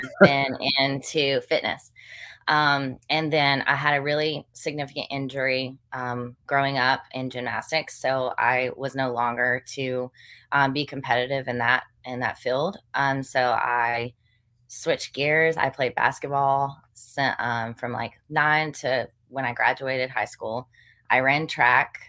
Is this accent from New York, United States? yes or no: no; Western North Carolina, United States; also born or lived in Chapel Hill, North Carolina; now in Greenville, United States; I grew up in Western North Carolina